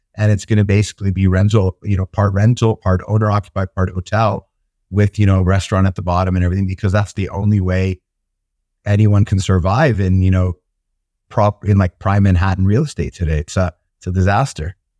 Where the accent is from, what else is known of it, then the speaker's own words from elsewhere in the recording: Toronto, Ontario, Canada; also born or lived in Israel; now in United Kingdom; I grew up in Toronto in Canada